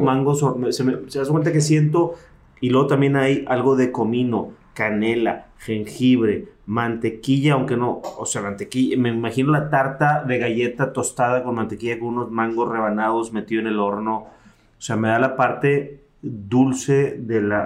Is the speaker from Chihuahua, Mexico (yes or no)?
no; Mexico City, Mexico; Yo nací en la Ciudad de México en la Ciudad de México las piñatas eran de barro